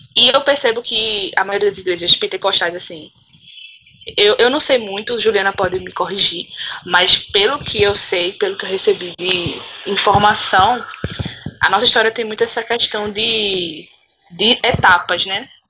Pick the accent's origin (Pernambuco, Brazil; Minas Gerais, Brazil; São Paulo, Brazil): Pernambuco, Brazil; Recife; now in Paudalho, Brazil; eu sou de Recife, assim, fui, nasci em Recife, num, no subúrbio também, num bairro chamado